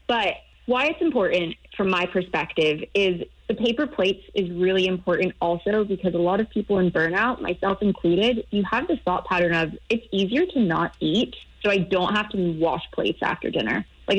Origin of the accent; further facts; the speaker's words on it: United States; accent: American; now in Europe; I'm American. The accent gives me away, but I actually live in Europe.